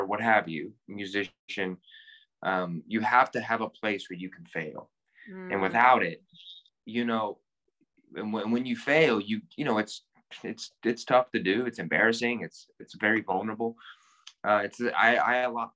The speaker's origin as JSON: {"language": "English", "town": "Louisville", "region": "Kentucky", "country": "United States", "tie": "born or raised there", "also_born_or_lived": "Los Angeles / New York", "moved": "as an adult", "said": "from Louisville, Kentucky, born and raised here"}